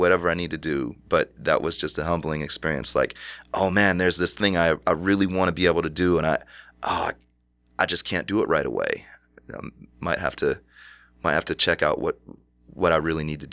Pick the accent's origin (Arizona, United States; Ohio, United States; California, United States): Ohio, United States; Cleveland Heights; the house that I grew up in Cleveland Heights